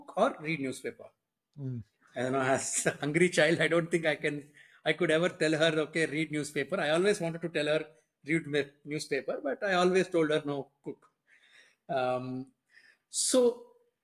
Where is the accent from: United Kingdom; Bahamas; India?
India; Vijayawada, Andhra Pradesh; moved away as an adult; also born or lived in Hyderabad; I grew up in Vijayawada